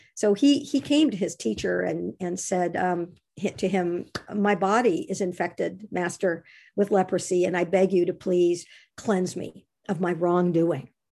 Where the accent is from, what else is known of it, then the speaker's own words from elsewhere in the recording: Monterey Bay, California, United States; I grew up on the Monterey Bay, and fog has been a part of my life ever since I was a little baby. And I continue to live on the Monterey Bay